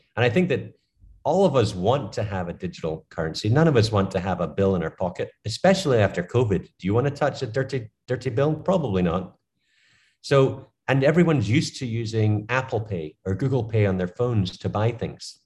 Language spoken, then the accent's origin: English; Scotland, United Kingdom; now in United States; I'm from Scotland. I came to America